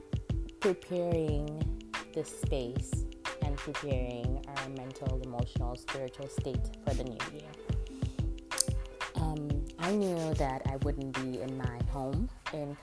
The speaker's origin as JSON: {"language": "English", "country": "Nigeria", "moved": "yes", "lives_now": "United States", "said": "the last Christmas and New Year season that I spent in my home country of Nigeria, which was in 2007"}